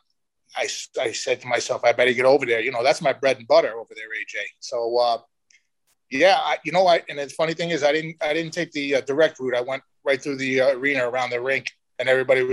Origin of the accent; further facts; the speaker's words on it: New York City, New York, United States; I'm a guy from the Bronx